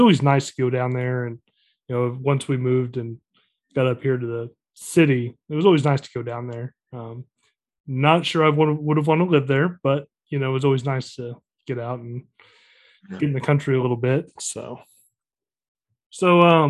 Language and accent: English; El Dorado Springs, Missouri, United States; I was born in El Dorado Springs